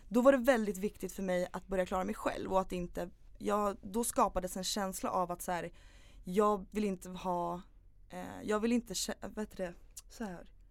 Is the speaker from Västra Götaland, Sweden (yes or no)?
no; Upplands Väsby, Stockholm County, Sweden; also born or lived in Knivsta; Jag föddes i Upplands Väsby. Mm. Bodde där tills jag var nio år ungefär.